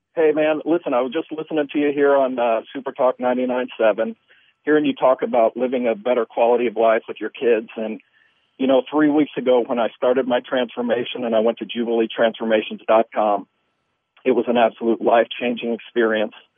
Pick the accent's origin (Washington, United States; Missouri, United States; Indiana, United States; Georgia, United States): Missouri, United States; moved away; I'm from Missouri originally, and that's the show me state